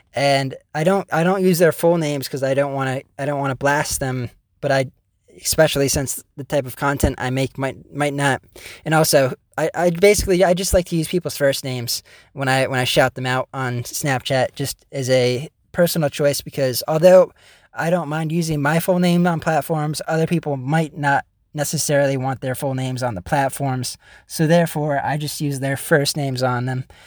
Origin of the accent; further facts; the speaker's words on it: United States; the one guy from America